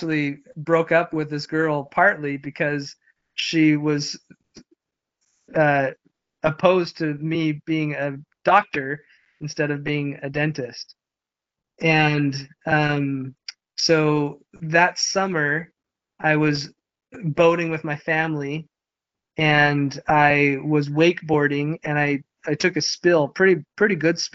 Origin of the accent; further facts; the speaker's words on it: Midvale, Utah, United States; I grew up in Midvale, Utah